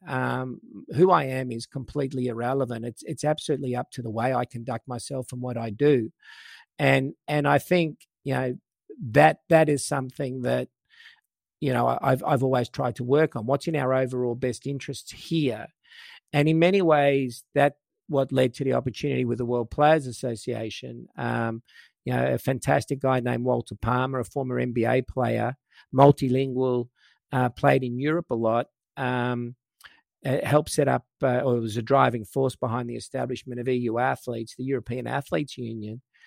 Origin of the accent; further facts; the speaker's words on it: Australia; I was from Australia